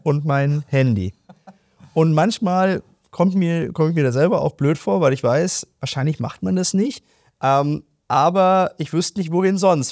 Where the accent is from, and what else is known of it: Germany